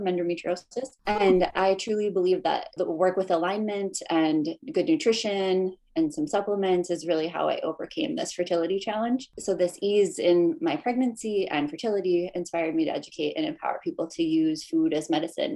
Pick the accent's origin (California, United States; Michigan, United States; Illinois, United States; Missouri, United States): Michigan, United States; Upper Peninsula of; I grew up in the Upper Peninsula of Michigan, so some will know me as a Youper